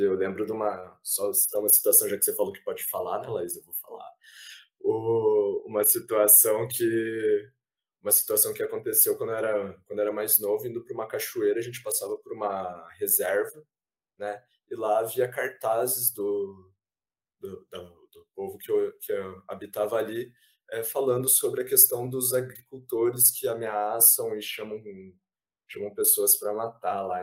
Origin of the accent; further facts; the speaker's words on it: Ponta Grossa, Paraná, Brazil; also born or lived in Curitiba; now in Maringá, Brazil; apesar de ter nascido em Curitiba, é, morei pouco em Curitiba, morei muito tempo em Ponta Grossa